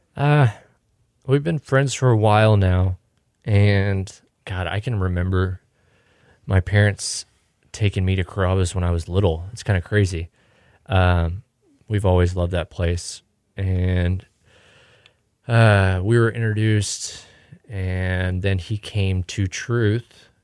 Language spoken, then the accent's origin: English; Houston, Texas, United States; moved away; we're from Houston.